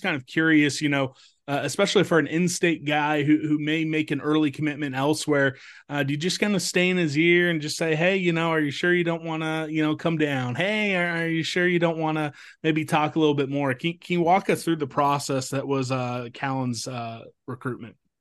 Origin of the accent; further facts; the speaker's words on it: Topeka, Kansas, United States; from my hometown, Topeka